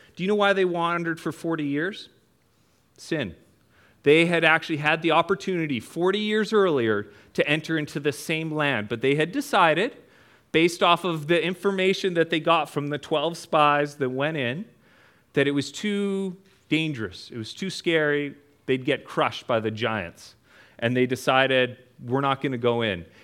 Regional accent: Prince George, British Columbia, Canada; I'm from Canada. For those of you that don't know, way up in the mountains of Canada in a town called Prince George

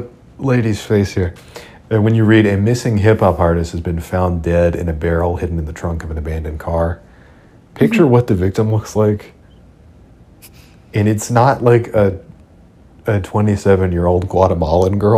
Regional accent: United States; I'm an American by the grace of God

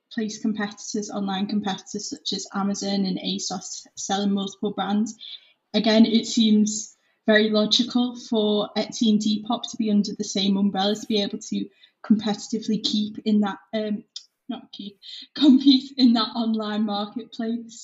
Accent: Liverpool, North West England, United Kingdom; also born or lived in Leeds; I'm 20, I'm from Liverpool

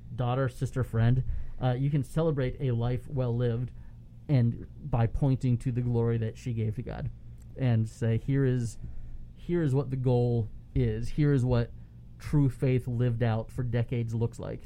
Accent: Palm Harbor, Florida, United States; the church that I grew up going to in Palm Harbor, about ten miles away

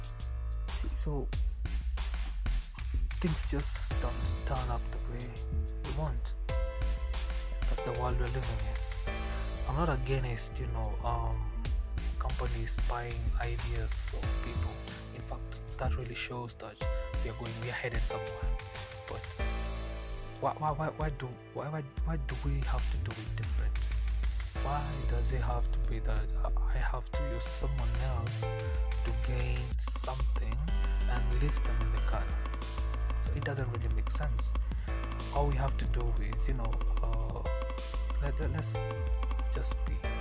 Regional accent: Nairobi, Kenya; I'm from Kenya, Nairobi

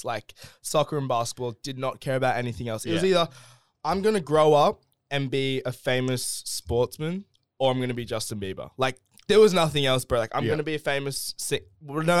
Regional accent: Gold Coast, Queensland, Australia; also born or lived in Los Angeles, United States; born and bred on the Goldie. Dad's American, mum's Australian, going back and forth ever since I was like young as fuck

